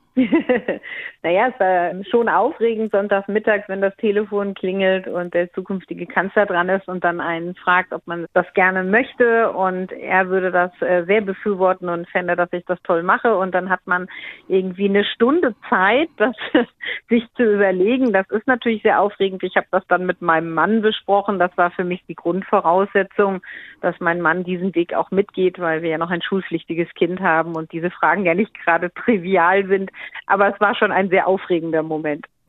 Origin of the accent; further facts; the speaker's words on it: Schwalbach am Taunus, Hesse, Germany; in Schwalbach in meiner Heimatstadt